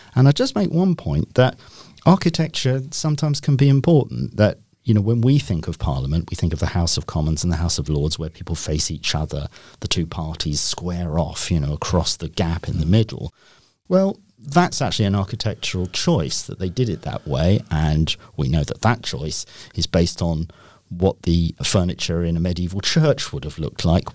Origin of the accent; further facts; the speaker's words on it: Rochester, South East England, United Kingdom; I'm actually from Rochester